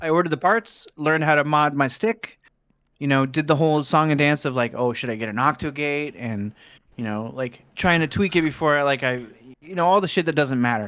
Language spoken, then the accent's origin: English; Cincinnati, Ohio, United States; born or raised there; also born or lived in Fort Wayne, Indiana